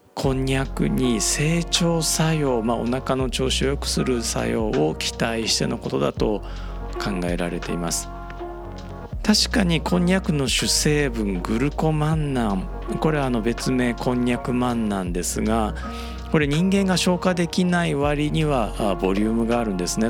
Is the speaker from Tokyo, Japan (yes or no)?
no; Osaka, Japan; accent: Osaka dialect; 僕、まあ、大阪出身なので、大阪弁で